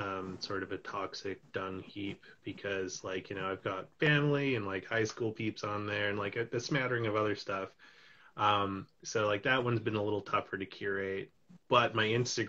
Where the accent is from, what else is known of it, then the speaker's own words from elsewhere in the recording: West Coast, Canada; now in Toronto, Canada; I'm in Toronto right now, but I'm originally from the West Coast, and all my family's out there.